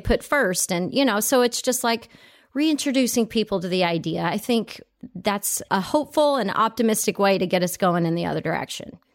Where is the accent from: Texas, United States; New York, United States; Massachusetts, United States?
Texas, United States; also born or lived in Italy; now in California, United States; I grew up in Texas, and I moved off to Italy.